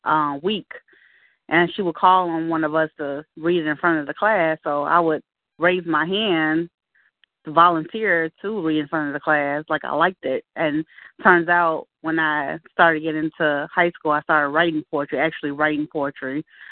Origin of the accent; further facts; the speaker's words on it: Chicago, Illinois, United States; I'm from Chicago, Illinois. And I'm from the south side of Chicago, to be exact. And where we call it as the Wild Hundreds.